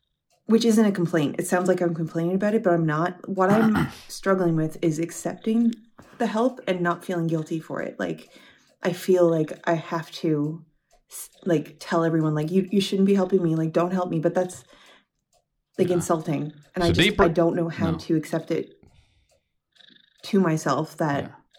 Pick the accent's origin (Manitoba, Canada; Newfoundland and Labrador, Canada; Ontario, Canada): Newfoundland and Labrador, Canada; I'm from Newfoundland, Canada